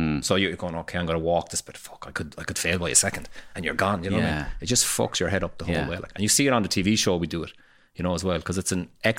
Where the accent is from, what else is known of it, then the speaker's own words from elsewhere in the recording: Ireland; We just kind of slide in, the paddies just slide in, see what's going on